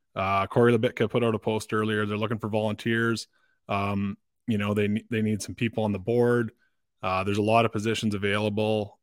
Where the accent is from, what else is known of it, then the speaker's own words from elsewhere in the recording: Dryden, Ontario, Canada; I grew up in Dryden. That's, uh, that's where I spent the first fifteen or so years of my life